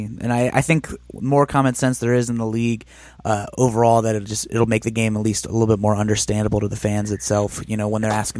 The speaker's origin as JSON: {"language": "English", "town": "Columbus", "region": "Ohio", "country": "United States", "said": "I'm from Columbus, Ohio, and I write about the Blue Jackets here."}